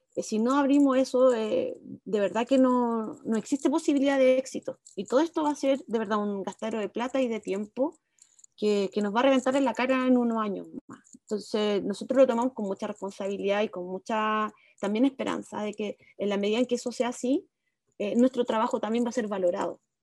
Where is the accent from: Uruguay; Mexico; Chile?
Chile; Viña del Mar, Valparaíso; moved away as an adult; also born or lived in Santiago; now in Olivar, Chile; nací en Santiago y a los 5 años me fui a vivir a Viña, así que crecí en, en Gómez Carreño, un barrio bien apartado del centro de Viña